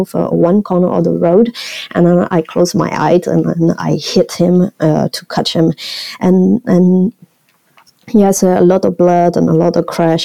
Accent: Shan State, Myanmar; English is a second language; moved away; also born or lived in Mandalay, Myanmar; I was born in Chiang State, really a small town, and I still go back this town to go and visit my cousin and my grandparents

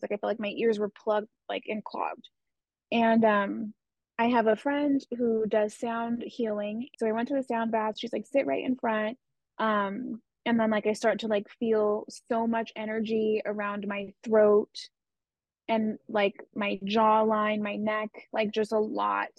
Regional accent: Southern California, United States; I grew up in Southern California

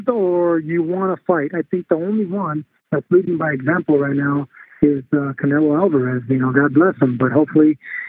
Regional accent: Los Angeles, California, United States; I grew up in East LA, like a block away from Montebello

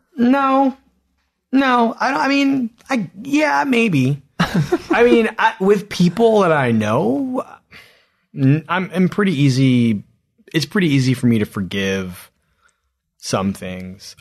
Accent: Philadelphia, Pennsylvania, United States; I grew up in Philadelphia

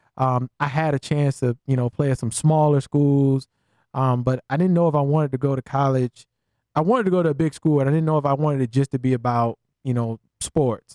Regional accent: Columbia, South Carolina, United States; we grew up in Columbia, South Carolina

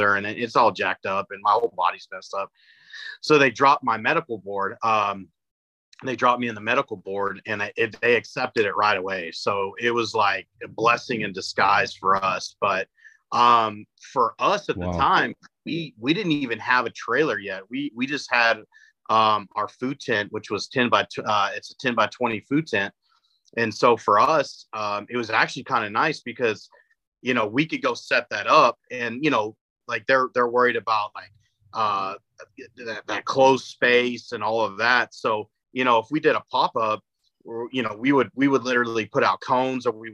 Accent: Greenwood, Texas, United States; moved away as an adult; also born or lived in Hawaii; I grew up in Greenwood outside of Midland.

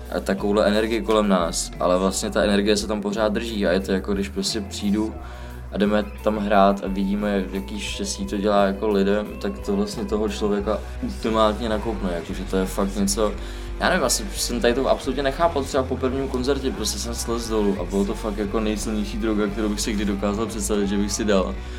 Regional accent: England, United Kingdom; now in Czech Republic; jsem vyrůstal vlastně hodně dlouho v Anglii

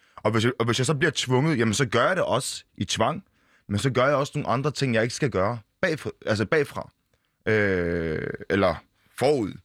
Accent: Bolsmose, Funen, Southern Denmark, Denmark; now in Copenhagen, Denmark; jeg er født i Bolsmose

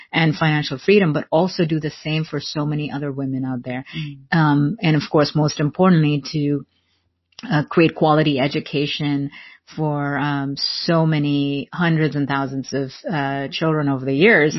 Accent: India; growing up in India during that time, there weren't a lot of working moms around

